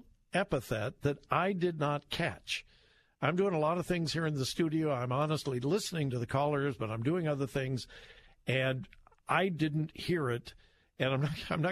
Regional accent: Compton, California, United States; I grew up in Southern California. I graduated from high school in Compton, California

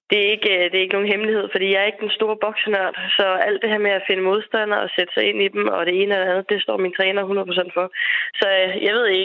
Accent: Denmark; her hjemme i Danmark

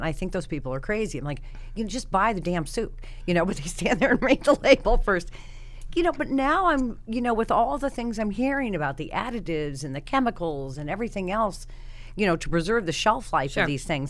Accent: Iowa, United States; also born or lived in Colorado; I mean, I grew up in Iowa and Colorado, four kids, didn't have a lot of money.

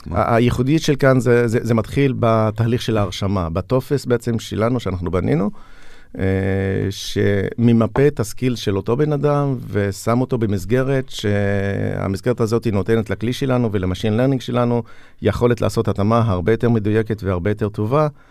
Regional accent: Julis, Northern District, Israel; מכפר ג'וליס

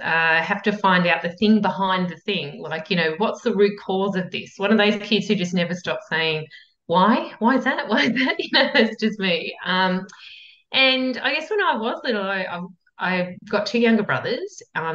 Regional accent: Yarra Valley, Victoria, Australia; I grew up in the Yarra Valley, so regional Victoria

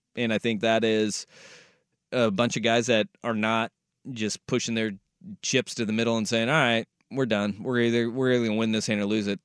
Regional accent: Alaska, United States; moved away; I grew up in Alaska.

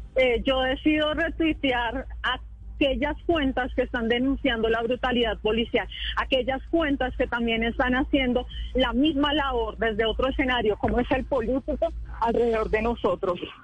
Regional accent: Colombia; soy una colombiana que está indignada

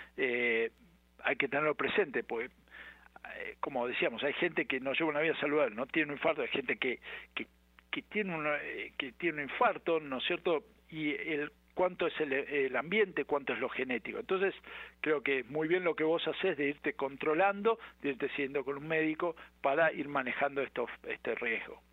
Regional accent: Argentina; moved away; Yo soy argentino

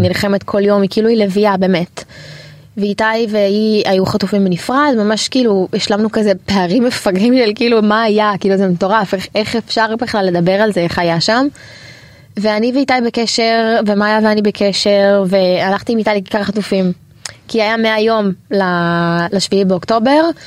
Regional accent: Israel; also born or lived in Canada; אנחנו נולדנו פה, אמא שלי אה. נולדה בארץ, אבל אבא שלי עלה... לפני 30 שנה, 31 שנה, יש לי אחות בת 30, אח בן 26, וגדלנו בארץ

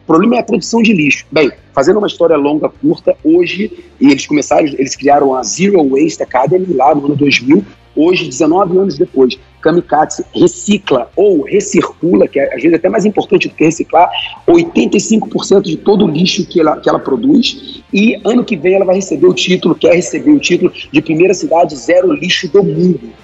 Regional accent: Brazil; born or raised there

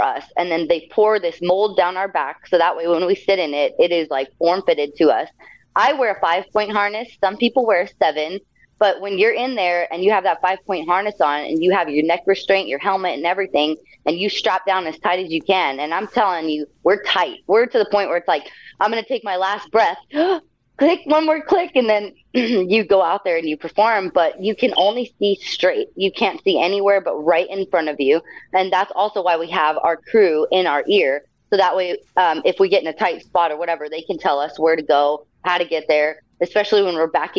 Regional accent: El Paso, Texas, United States; I used to go to the show in my hometown of El Paso, Texas all the time

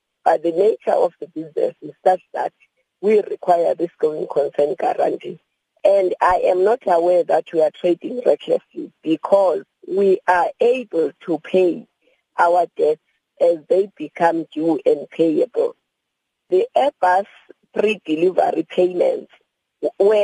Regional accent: South Africa; as a South African

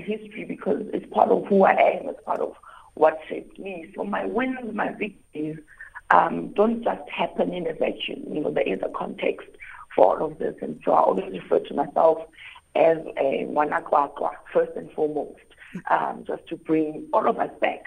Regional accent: South Africa; being a South African, having been a child, right, who grew up in apartheid and now an adult who's navigating a democratic South Africa

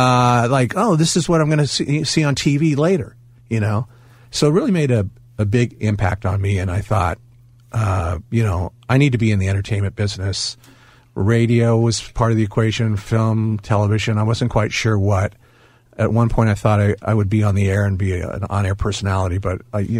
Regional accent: Los Angeles, California, United States; I grew up in Southern California, North Hollywood

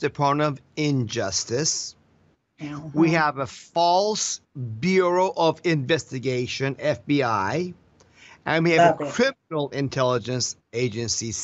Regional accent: Iran; now in Florida, United States; I came from Iran, where we had no freedom

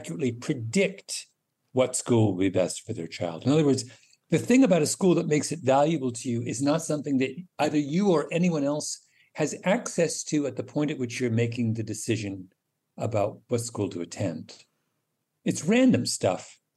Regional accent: Canada; also born or lived in England; my Canada memories

